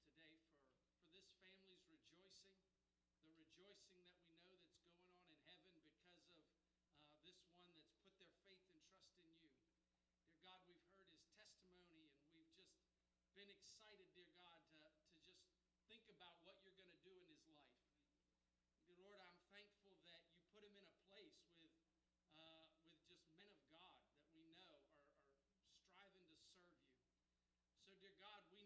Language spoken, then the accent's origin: English; Rising Sun, United States; growing up in Rising Sun